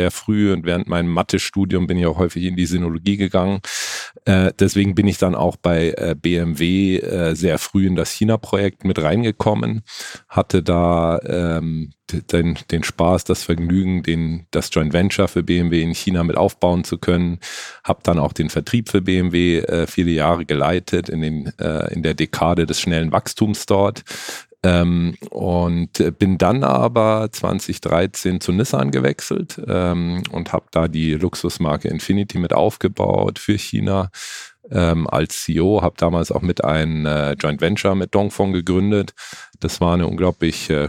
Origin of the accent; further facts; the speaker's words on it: Munich, Bavaria, Germany; Also hier München fünf Höfe ist auch äh, für mich Heimat sozusagen. Ich komme aus München ursprünglich